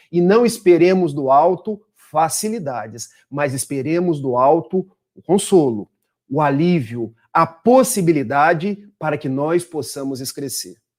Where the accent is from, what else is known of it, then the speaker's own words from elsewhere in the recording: Itaperuna, Rio de Janeiro, Brazil; now in Niterói, Brazil; somos do interior do estado do Rio, de Itapiruna, mas já estamos desde 2003 na cidade de Niterói